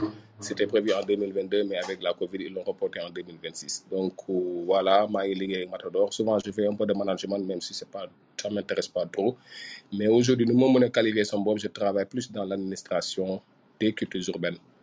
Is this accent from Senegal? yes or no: yes; Ouakam, Diamaguène and Sicap Mbao, Dakar, Senegal; j'ai grandi à, je suis né à Wakam, mais j'ai grandi entre Diamagan et Sikambao.